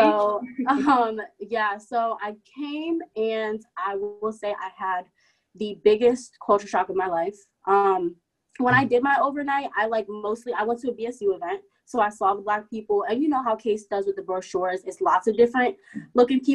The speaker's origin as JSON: {"language": "English", "region": "Maryland", "country": "United States", "moved": "as an adult", "lives_now": "Cleveland, United States", "said": "I'm from Maryland. I live about 10 minutes outside of DC"}